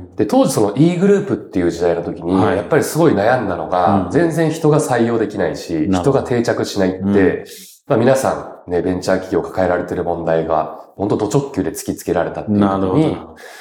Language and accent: Japanese; Yamato, Kanagawa, Japan; also born or lived in Tsurumi Ward, Yokohama, Kanagawa; 育ちが神奈川県の大和市になります。